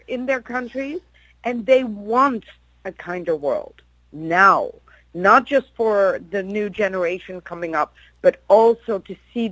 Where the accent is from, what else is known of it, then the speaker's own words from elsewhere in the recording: Netherlands; I'm from Holland